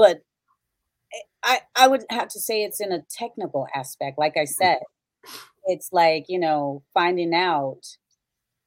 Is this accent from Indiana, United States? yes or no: yes; Gary, Indiana, United States; I'm growing up in Gary, Indiana. I was raised in the projects.